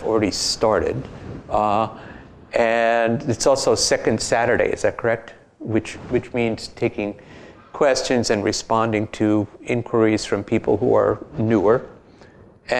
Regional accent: New York City, New York, United States; moved away as an adult; now in Berkeley, United States; at heart and in fact, I'm from Brooklyn.

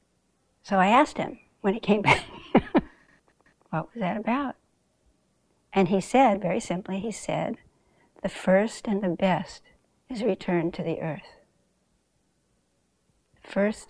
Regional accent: Southern California, United States; moved away as an adult; also born or lived in Bronx, New York / Africa; now in New York, United States; I was born here, you know, in the Bronx. But I grew up mostly in Southern California

